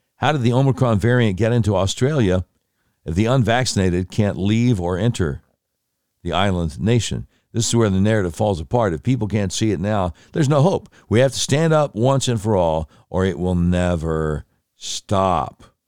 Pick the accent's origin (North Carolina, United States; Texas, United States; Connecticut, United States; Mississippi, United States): North Carolina, United States; Charlotte; moved away; also born or lived in Panama City, Florida / Little Rock, Arkansas; my hometown station, a thing called News Talk eleven ten, W B T, Charlotte